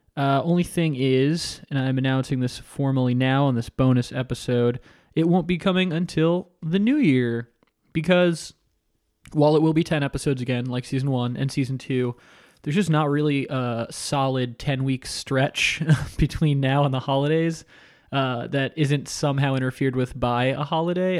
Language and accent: English; Coral Springs, Florida, United States; now in Los Angeles, United States; myself and Mike Drucker and Dan Hernandez are all from Coral Springs, Florida